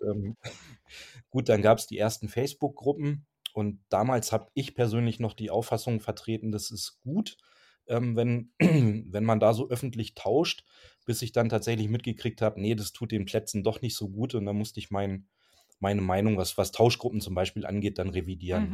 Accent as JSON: {"language": "German", "country": "Germany", "said": "wir kommen halt aus der Vorharzer Gegend"}